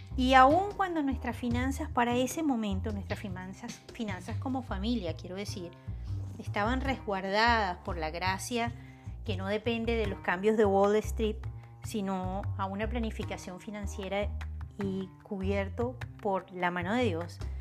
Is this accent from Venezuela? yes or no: yes; Venezuela; Así somos los venezolanos